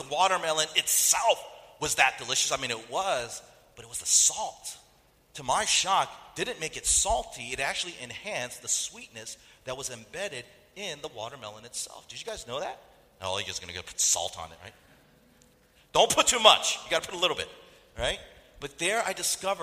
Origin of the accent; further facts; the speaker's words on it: North Carolina, United States; I grew up in North Carolina, and in that culture, it's a very food-oriented culture